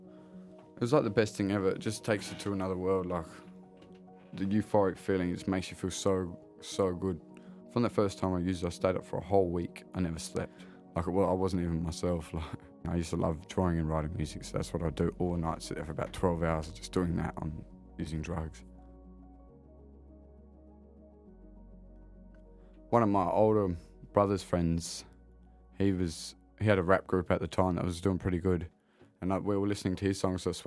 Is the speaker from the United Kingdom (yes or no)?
no; Kwinana, Western Australia, Australia; I grew up in Kwinana